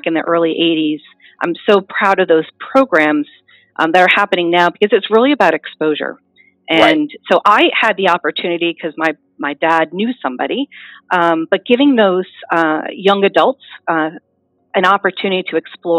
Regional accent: South Dartmouth, Massachusetts, United States; I was born and raised in South Dartmouth, Massachusetts

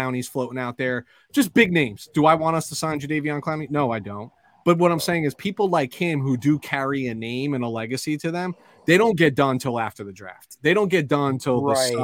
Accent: New Jersey, United States; I'm from New Jersey

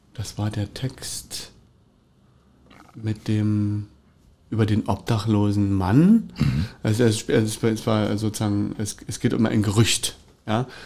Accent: Cottbus, Brandenburg, Germany; bin ich aufgewachsen in der Tower Straße

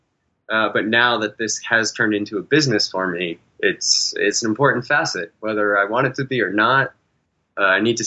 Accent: New Hampshire, United States; now in Texas, United States; I grew up in New Hampshire

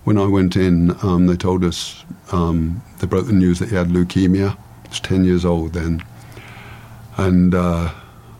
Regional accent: England, United Kingdom; I'm an Englishman

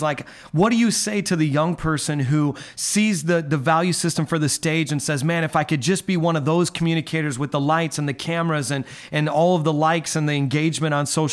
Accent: Midwest, United States; now in New York, United States; I'm a New York City pastor, New York and Long Island, but I'm from the Midwest. I'm not faking anyone out with my accent

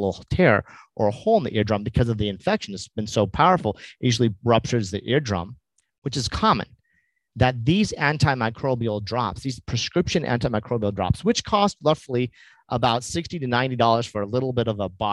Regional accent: New Mexico, United States; also born or lived in Los Angeles; let me go back to my home state

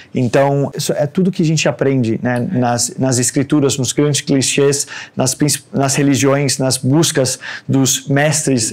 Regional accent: Denmark; moved away as an adult; also born or lived in Brazil; now in Santos, Brazil; Nasci no Brasil e fui embora com 4 anos é, para Dinamarca. Sou de uma família de dinamarqueses e noruegueses que construíram família no Brasil

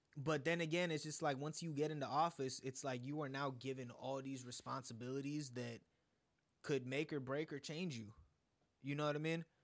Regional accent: United States; also born or lived in India; somebody like me who's lived in America for all my life but five years, but I was born in India

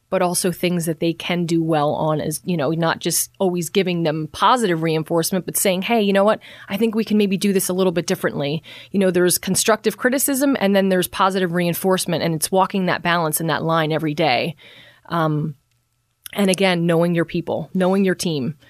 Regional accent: Bethlehem, Pennsylvania, United States; also born or lived in West Palm Beach; I've born and raised in Bethlehem

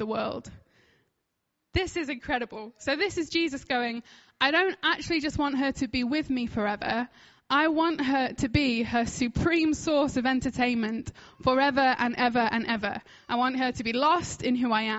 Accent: United Kingdom; I'm like British

